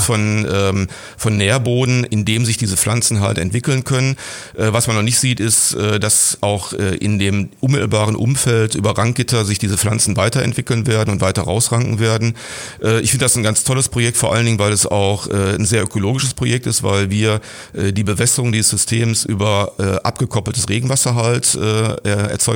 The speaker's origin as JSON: {"language": "German", "town": "Gladbeck", "region": "North Rhine-Westphalia", "country": "Germany", "tie": "born or raised there", "also_born_or_lived": "Bottrop / Gelsenkirchen", "moved": "as an adult", "lives_now": "Essen, Germany", "said": "meine Heimatstadt ist wie gesagt Gladbeck. Da habe ich die ersten 25 Jahre in Abhängigkeit gelebt, nämlich in meinem Elternhaus."}